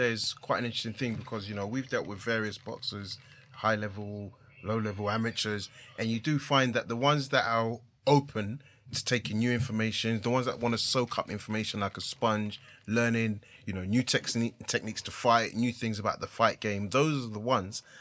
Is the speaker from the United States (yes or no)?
no; Ghana; as a Ghanaian, I could say it's more than a, a, a proud, proud moment